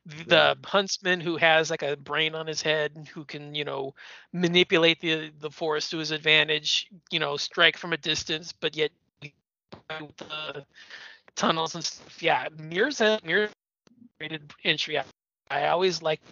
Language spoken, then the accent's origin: English; United States; being an American